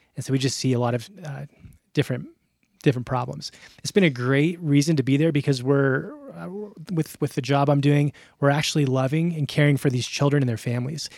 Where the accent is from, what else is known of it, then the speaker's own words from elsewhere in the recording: Albuquerque, New Mexico, United States; also born or lived in Phoenix / Middle East; Yeah, so I grew up here in Albuquerque.